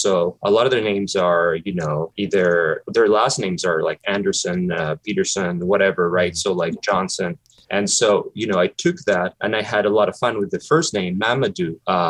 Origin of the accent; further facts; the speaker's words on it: Ecuador; English is a second language; He's from my country. I'm originally from Ecuador.